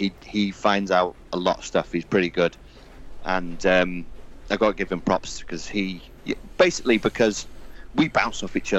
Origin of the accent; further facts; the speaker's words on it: Wales, United Kingdom; I am actually Welsh, but I have no accent. I am literally just nothing. I'm just straight as you hear me.